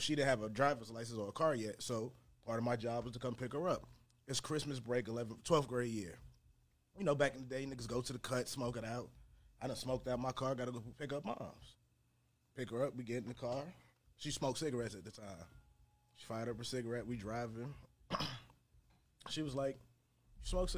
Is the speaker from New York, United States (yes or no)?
yes; New York City, New York, United States; I'm from the Bronx.